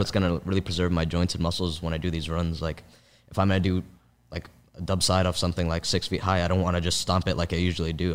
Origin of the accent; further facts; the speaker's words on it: San Francisco, California, United States; also born or lived in Palo Alto area; when I was growing up in San Francisco